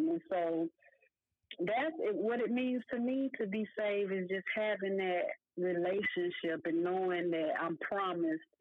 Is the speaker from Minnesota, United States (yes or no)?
no; Decatur, Georgia, United States; also born or lived in Elmira, New York; I was born in Elmira, New York, and I moved to Decatur, Georgia, mm-hmm. at a very young age. Um, I think I was like two years old when we moved here